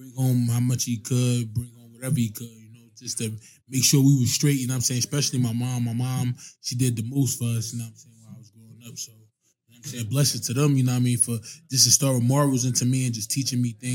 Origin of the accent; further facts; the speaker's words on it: Irvington, New Jersey, United States; I grew up in Irvington, New Jersey. It's a small town in New Jersey next to Newark